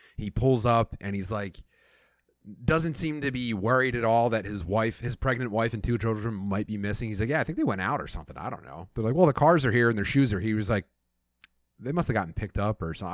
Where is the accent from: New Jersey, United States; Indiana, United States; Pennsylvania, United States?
Pennsylvania, United States; southeastern; Growing up in, in, like, uh, southeastern Pennsylvania, anywhere, uh, and, and being Irish